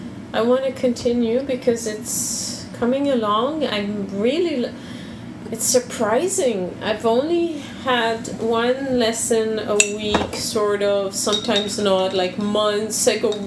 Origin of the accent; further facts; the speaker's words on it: Quebec, Canada; in Quebec, we've kept ways of saying certain things that have disappeared in France. We have sounds in French in Quebec that have disappeared in France.